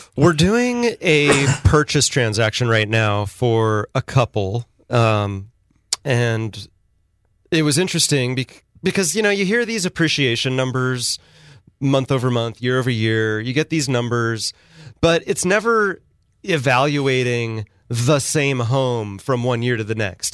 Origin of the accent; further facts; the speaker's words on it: Sacramento, California, United States; now in San Luis Obispo, United States; my hometown of Sacramento and even here in San Luis Obispo City